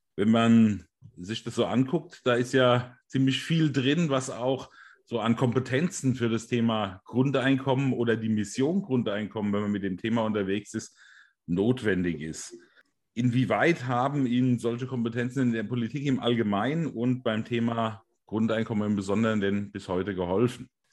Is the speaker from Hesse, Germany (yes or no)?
yes; Hesse, Germany; Bei uns in Hessen sagt man Gude